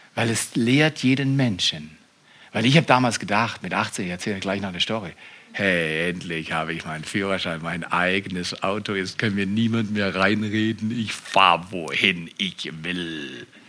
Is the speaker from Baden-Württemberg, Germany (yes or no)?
yes; Freiburg, Baden-Württemberg, Germany; Wir als Freiburger